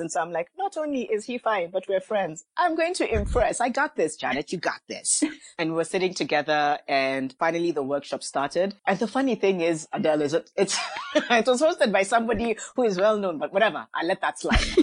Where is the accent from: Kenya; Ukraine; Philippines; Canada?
Kenya; Mombasa, Mombasa County; now in Nairobi, Kenya; I come from Kenya. I grew up in Mombasa, live in Nairobi, but yes, I am Kenyan